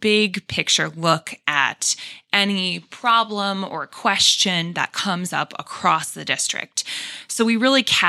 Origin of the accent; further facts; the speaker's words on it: Rocky River, Ohio, United States; also born or lived in Valparaiso, Indiana; So I am from the Cleveland area originally. I grew up in Rocky River, Ohio